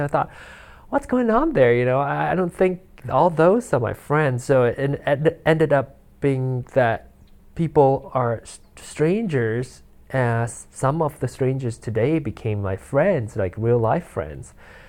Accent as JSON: {"language": "English", "country": "Malaysia", "tie": "born there", "said": "I was born in Malaysia, and their time is 12, no, 13 hours ahead of us right now"}